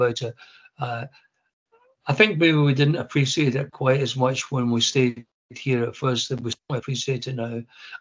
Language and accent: English; Coatbridge, Scotland, United Kingdom; moved away as an adult; also born or lived in South Lanarkshire / London; I'm a local boy. I was born in Coatridge, went to school here. My friends were here, grew up here.